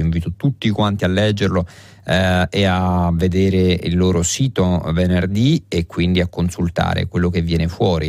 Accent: Rome, Lazio, Italy; lo dico da romano

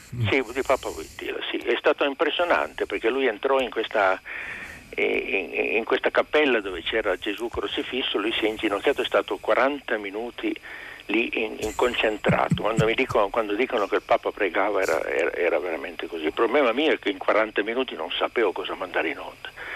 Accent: Turin, Piedmont, Italy; also born or lived in Asti; io sono torinese, sono artigiano, ma in realtà sono tor-, torinese. Quindi la mentalità piemontese

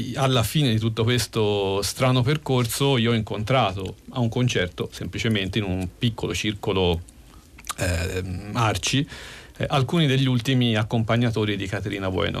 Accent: Tuscany, Italy; accent: Tuscan; sono toscano come si sente

